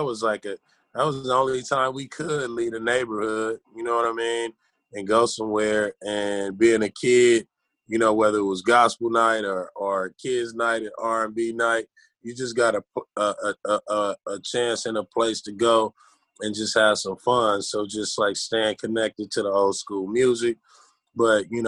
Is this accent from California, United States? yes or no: yes; Los Angeles, California, United States; growing up in South Central